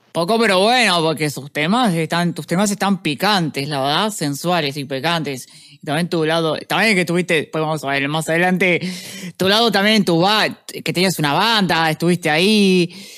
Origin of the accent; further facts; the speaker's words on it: Montevideo, Uruguay; yo vengo de, ah, Montevideo